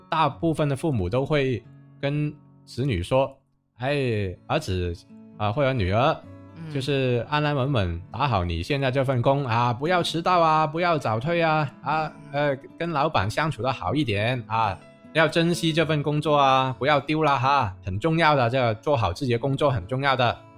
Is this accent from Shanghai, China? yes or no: no; Guangzhou, Guangdong, China; 我们广州话